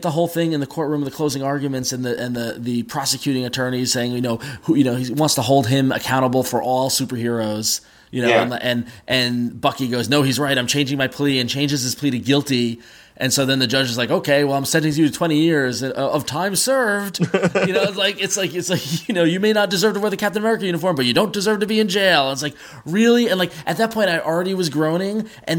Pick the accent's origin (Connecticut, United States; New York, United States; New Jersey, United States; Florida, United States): New York, United States; we're from New York, and Connor, you and I are from New York